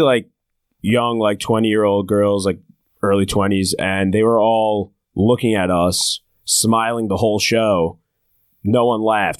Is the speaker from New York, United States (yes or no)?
no; New Jersey shore, United States; I grew up in New Jersey